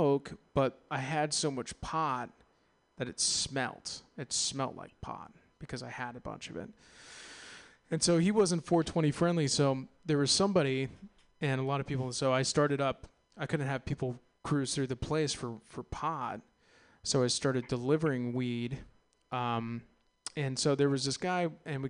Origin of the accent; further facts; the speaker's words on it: San Ramon, California, United States; I was raised on a cattle ranch in San Ramon off of Bollinger Canyon Road